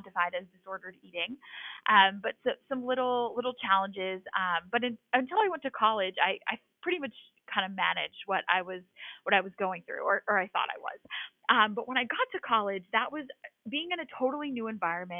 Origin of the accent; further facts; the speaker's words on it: Massachusetts, United States; I am from a small town in Massachusetts. I have lived in the Boston area my whole life.